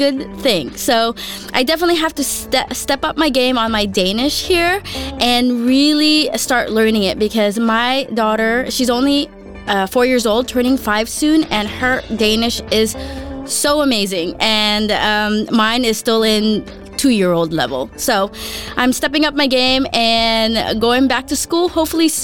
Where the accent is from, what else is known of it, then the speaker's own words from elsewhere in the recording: Los Angeles, California, United States; moved away as an adult; also born or lived in Philippines; now in Denmark; I was born in the Philippines and grew up in, not San Francisco, but in Los Angeles